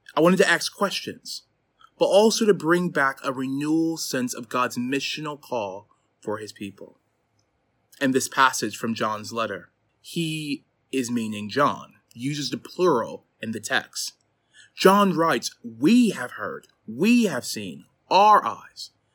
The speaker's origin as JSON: {"language": "English", "town": "Chicago", "region": "Illinois", "country": "United States", "moved": "as an adult", "lives_now": "Durham, United Kingdom", "said": "I'm from Chicago, Illinois, but moved to the U K, um, seven years ago"}